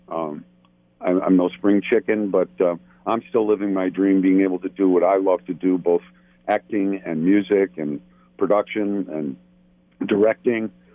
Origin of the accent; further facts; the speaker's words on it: Buffalo, New York, United States; moved away as an adult; now in Los Angeles, United States; I live in Los Angeles. Um, I'm originally from Buffalo, New York, uh, but I moved out here